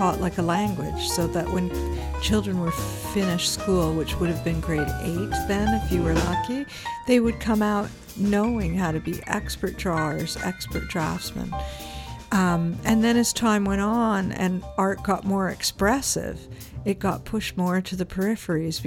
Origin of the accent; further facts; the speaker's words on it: Toronto, Ontario, Canada; moved away as an adult; also born or lived in Spain; now in British Columbia, Canada; I'm originally from Toronto